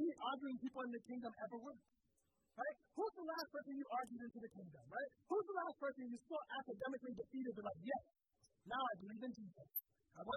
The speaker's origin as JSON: {"language": "English", "region": "Central Pennsylvania", "country": "United States", "said": "we're from Central Pennsylvania"}